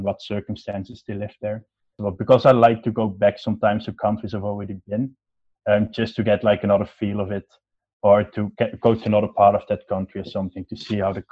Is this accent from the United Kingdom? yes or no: no; Netherlands; also born or lived in Switzerland; I was born in Switzerland because my mom was Swiss. My dad got a job here in the Netherlands, so we moved back to the Netherlands, and I've always been living here since